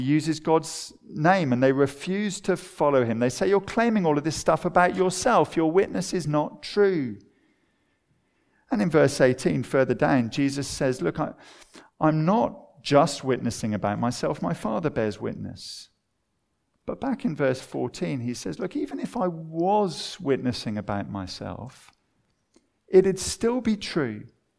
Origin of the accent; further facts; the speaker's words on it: Watford, East of England, United Kingdom; For me, I remember growing up in Watford.